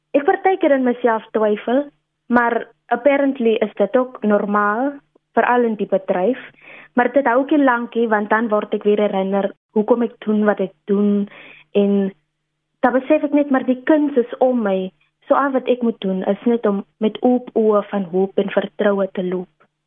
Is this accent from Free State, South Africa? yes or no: no; Steinkopf, Northern Cape, South Africa; now in Stellenbosch, South Africa; ek is oorspronklik van Steenkof daar in Namakwa land. Dis 'n regte trotse Kaunar, soos ons onsself noem.